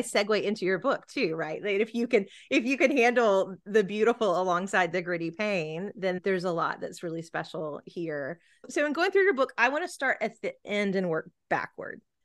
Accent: Gulf Coast, United States; I'm certainly not from an island, I grew up on the Gulf Coast

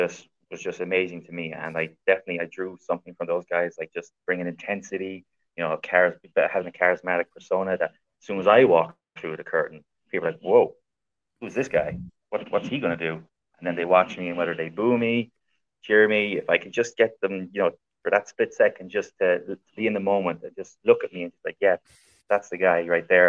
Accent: Ireland; I've wrestled for many, many promotions around my home country of Ireland.

